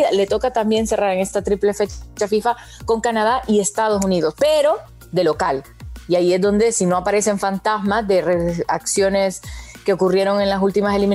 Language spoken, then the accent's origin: Spanish; Honduras; nos quedamos nosotros los hondureños